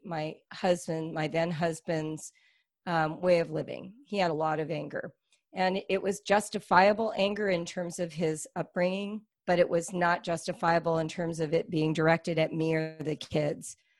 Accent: California, United States; we're from California

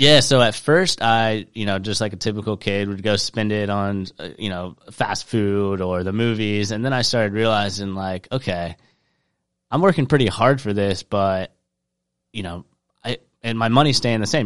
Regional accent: Charleston, South Carolina, United States; I grew up in Charleston, South Carolina

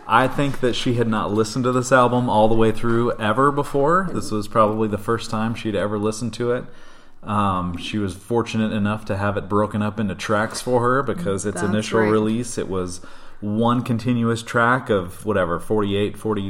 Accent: not far from Minnesota, Midwest, United States; I grew up in the Midwest, not far from Minnesota

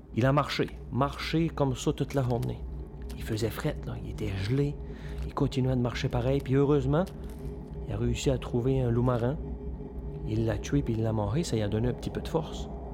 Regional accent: L'Étang-du-Nord, Quebec, Canada; je suis originaire de l'étang du Nord. C'est une petite communauté aux îles de la Madeleine

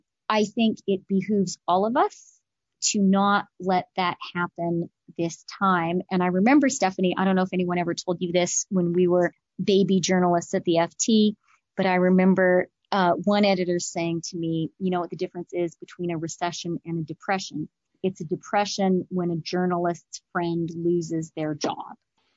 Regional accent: Canada; And I'm Canadian too, so that comes naturally to me.

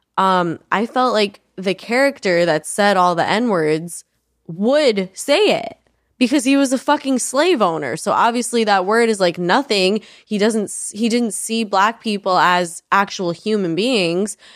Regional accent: New York, United States; I grew up in New York

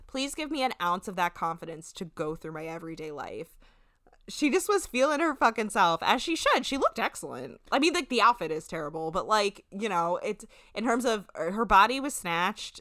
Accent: New Jersey, United States; we're from New Jersey

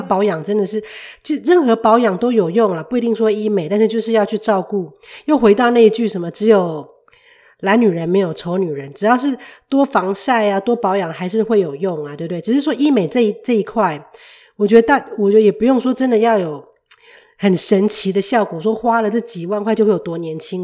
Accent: Taiwan; now in Canada; 我就从台湾来的啊

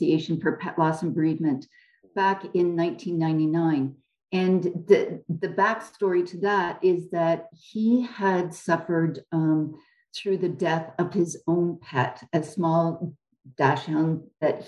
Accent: Canada; I'm a Canadian

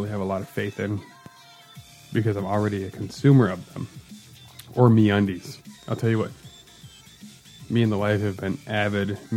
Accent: Midwest, United States; as a Midwesterner, uh, pages I really appreciate is uh, uh, Charlie Berens, who does the Manitowoc Minute

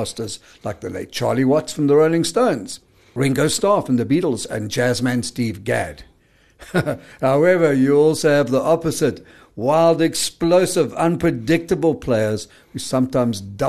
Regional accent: Brakpan, Gauteng, South Africa; I'm from Brakpan

